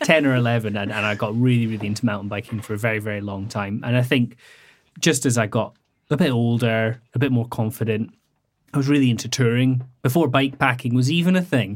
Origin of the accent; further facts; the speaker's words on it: Scottish Highlands, Scotland, United Kingdom; I grew up very rural in the Scottish Highlands